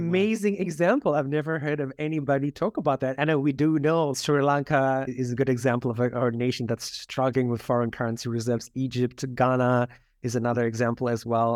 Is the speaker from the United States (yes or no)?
no; South Africa; moved away; growing up in South Africa